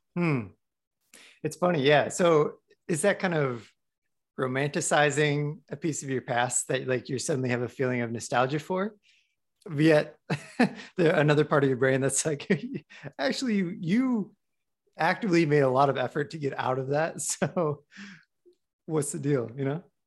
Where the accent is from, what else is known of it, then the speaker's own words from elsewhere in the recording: Midwest, United States; moved away; I was recently back in the Midwest